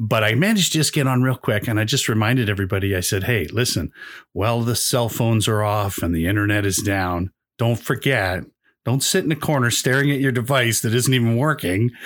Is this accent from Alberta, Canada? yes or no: yes; Calgary, Alberta, Canada; also born or lived in Toronto, Canada; now in Brampton, Canada; I grew up in a, uh, ca, a place called Calgary